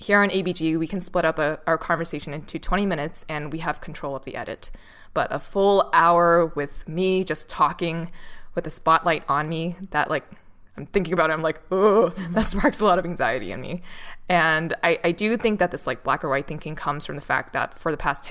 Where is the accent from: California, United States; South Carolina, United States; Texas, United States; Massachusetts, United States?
Massachusetts, United States; Boston; I'm from Boston